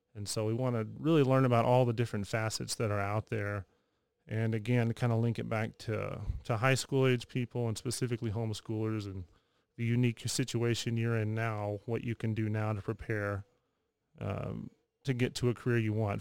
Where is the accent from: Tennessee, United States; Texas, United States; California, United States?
Texas, United States; moved away as an adult; trying to find a job somewhere back in Texas, and just kind of took what I could and ended up back in my hometown